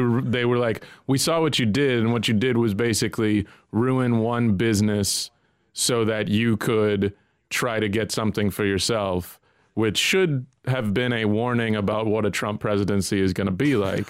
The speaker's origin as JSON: {"language": "English", "country": "United States", "said": "as an American"}